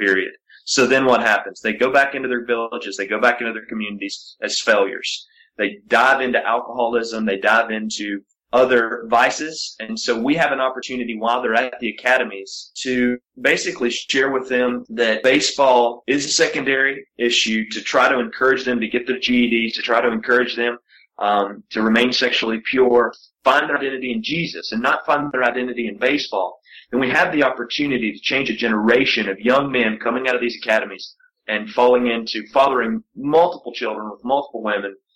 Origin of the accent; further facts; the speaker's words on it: Appalachian Mountains, United States; I grew up in the Appalachian Mountains in an all-white county